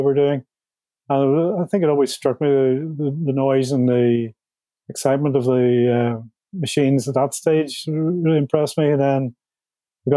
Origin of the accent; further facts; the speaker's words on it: Belfast, Northern Ireland, United Kingdom; I grew up in Belfast, Northern Ireland, during the 70s